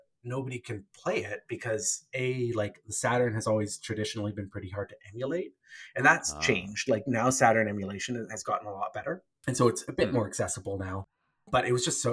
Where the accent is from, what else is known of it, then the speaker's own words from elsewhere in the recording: Canada; I'm Canadian